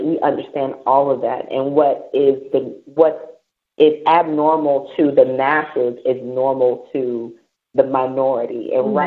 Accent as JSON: {"language": "English", "country": "United States", "moved": "as an adult", "lives_now": "British Virgin Islands", "said": "me being American and coming from the United States"}